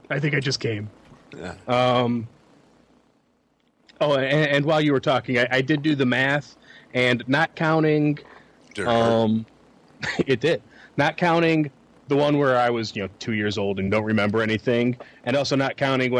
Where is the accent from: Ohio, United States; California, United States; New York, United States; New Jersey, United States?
Ohio, United States; Cleveland; also born or lived in Berea, Ohio; we got ourselves a house out in the suburbs. I moved from Cleveland further west out into Berea.